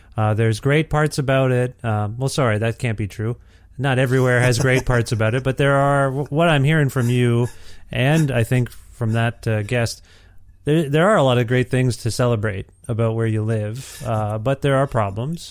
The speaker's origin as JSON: {"language": "English", "town": "Cambridge", "region": "Ontario", "country": "Canada", "tie": "born or raised there", "said": "I grew up in Ontario. I grew up in Cambridge, Ontario"}